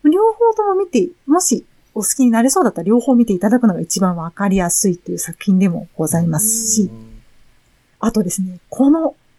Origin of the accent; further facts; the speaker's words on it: Japan; ジャジャパンから